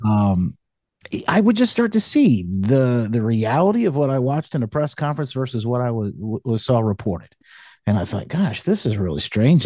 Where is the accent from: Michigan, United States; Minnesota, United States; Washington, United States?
Michigan, United States; moved away as an adult; moved back, um, to my, uh, to, to my hometown where my wife and I had, uh, met each other here in Michigan